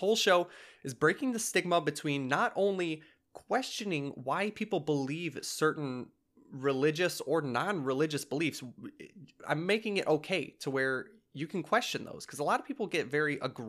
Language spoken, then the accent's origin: English; Michigan, United States; I'm from Southeast Michigan.